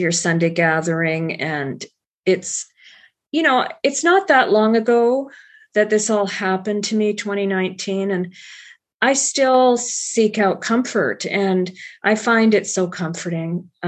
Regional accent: Alabama, United States; born there; My father was in the U.S. Air Force, and I was born on Maxwell Air Force Base in Alabama.

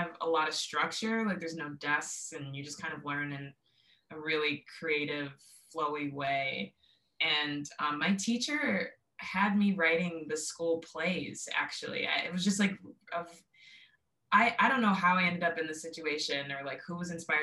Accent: Buffalo, New York, United States; also born or lived in Brooklyn, New York; now in Oakland, United States; born and raised in Buffalo

